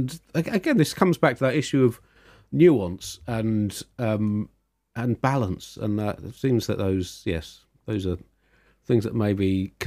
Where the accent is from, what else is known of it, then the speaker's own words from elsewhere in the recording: Tunbridge Wells, South East England, United Kingdom; there's a prominent broadsheet newspaper in this country that I grew up with living in Tunbridge Wells.